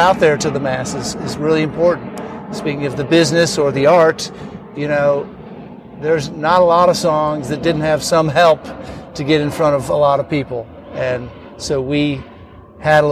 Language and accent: English; Northern Illinois, United States; I grew up in Northern Illinois